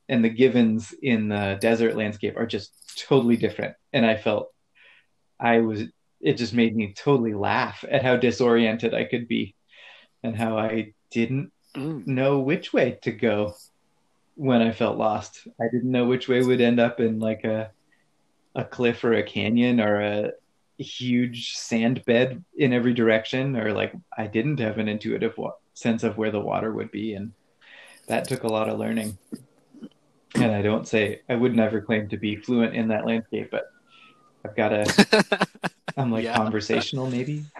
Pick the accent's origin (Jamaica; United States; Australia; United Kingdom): United States; Pacific Northwest; also born or lived in Boulder; I grew up in the Pacific Northwest and spent a lot of time in the woods and the mountains here